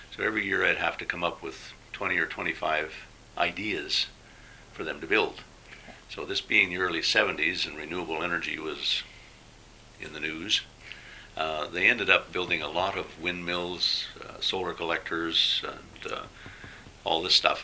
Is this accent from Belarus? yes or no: no; Alberta, Canada; moved away as an adult; also born or lived in Thailand; I came from Alberta, which yes. is probably about as uh, introspective as you can get in Canada.